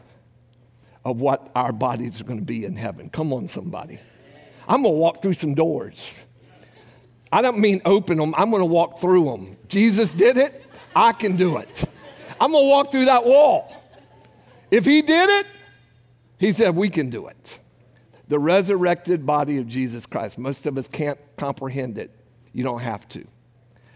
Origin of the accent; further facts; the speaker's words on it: United States; Some of us Americans